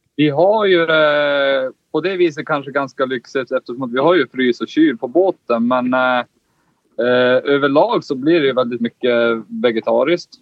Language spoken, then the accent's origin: Swedish; Kiruna, Norrbotten County, Sweden; moved away; vi är ju båda från Kiruna. Där är det inte så mycket vatten.